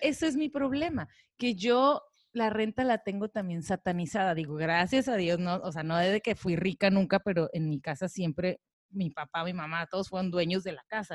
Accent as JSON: {"language": "Spanish", "town": "Tijuana", "region": "Baja California", "country": "Mexico", "moved": "yes", "lives_now": "Cabo San Lucas, Mexico", "said": "yo vengo de Tijuana"}